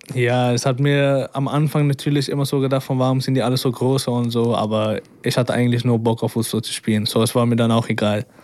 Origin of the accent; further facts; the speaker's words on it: Amsterdam, North Holland, Netherlands; accent: Dutch; German is a second language; moved away as an adult; now in Braunschweig, Germany; ich bin ja geboren in Amsterdam und ich bin ja auch erwachsen